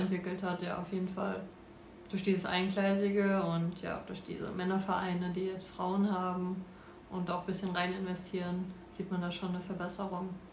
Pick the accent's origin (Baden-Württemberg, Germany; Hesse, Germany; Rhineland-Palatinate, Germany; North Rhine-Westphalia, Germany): Rhineland-Palatinate, Germany; Nackenheim; ich war beim ersten FC in Nackenheim. Dort wohne ich auch. Und ähm, ja, bin da, sage ich mal, groß geworden